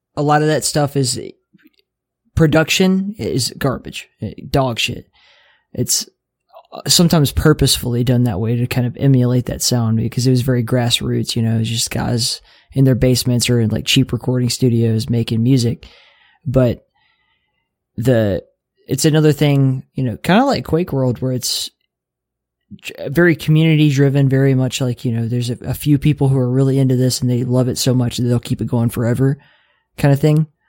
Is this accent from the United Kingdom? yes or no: no; Mobile, Alabama, United States; accent: southern; moved away; I'm from Mobile, Alabama.